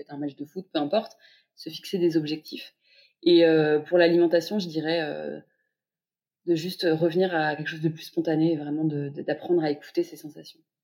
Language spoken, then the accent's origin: French; Paris, Île-de-France, France; je suis une Parisienne de 32 ans